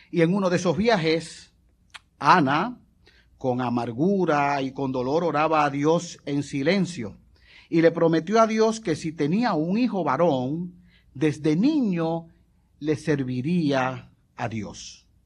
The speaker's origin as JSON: {"language": "Spanish", "country": "Puerto Rico", "tie": "born or raised there", "said": "yo me crié en el residencial, yo eh, me crié en Virgilio Dávila, y en el edificio donde nosotros vivíamos, al frente no había otros edificios, había un parque de pelota"}